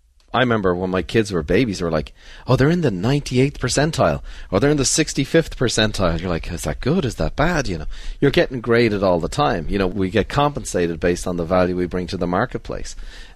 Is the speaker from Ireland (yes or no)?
yes; Ireland; You know, growing up in Ireland, you get on with it. You don't bring that up. You go for a few pints.